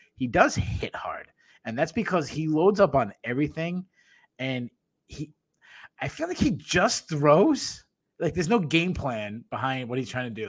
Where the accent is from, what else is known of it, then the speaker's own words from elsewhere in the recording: New England, United States; accent: New England; my New England accent